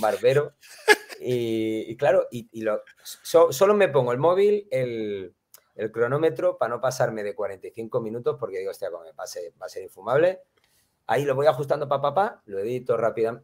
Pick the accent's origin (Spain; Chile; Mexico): Spain; Málaga, Andalusia; yo soy malagueño, eh, eh, tengo mi sentimiento andaluz a tope